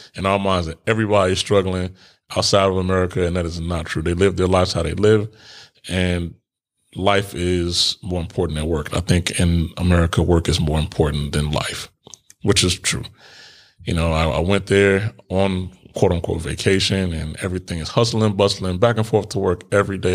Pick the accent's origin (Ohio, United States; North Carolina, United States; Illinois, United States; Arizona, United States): Illinois, United States; Chicago; moved away as an adult; I was born in Cook County Hospital in Chicago